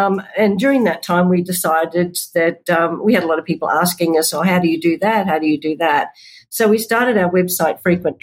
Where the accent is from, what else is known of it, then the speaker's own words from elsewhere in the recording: Bundaberg, Queensland, Australia; we're from Bundaberg, Australia